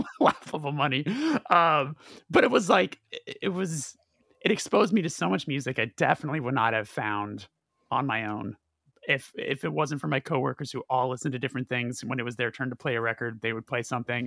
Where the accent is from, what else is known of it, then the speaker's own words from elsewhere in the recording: Burbank, California, United States; because I'm from Burbank